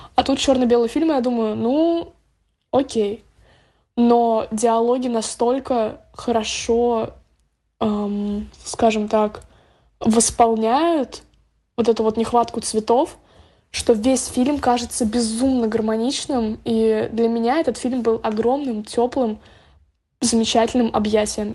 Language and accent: Russian; Estonia; я из Эстонии